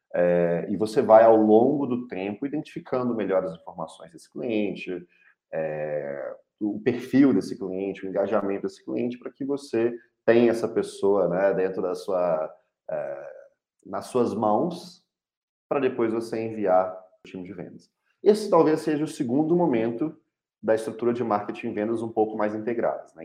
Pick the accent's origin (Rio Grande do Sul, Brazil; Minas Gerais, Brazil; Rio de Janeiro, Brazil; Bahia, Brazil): Minas Gerais, Brazil; Belo Horizonte; eu sou mineiro de Belo Horizonte